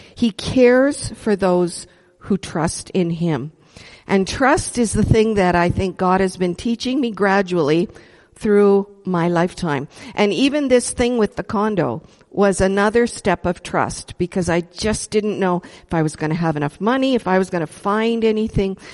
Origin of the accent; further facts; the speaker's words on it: Edmonton, Alberta, Canada; moved away as an adult; I was born in Edmonton, born and raised